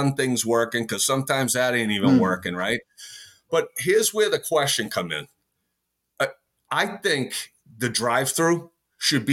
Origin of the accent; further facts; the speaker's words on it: United States; I'm an American.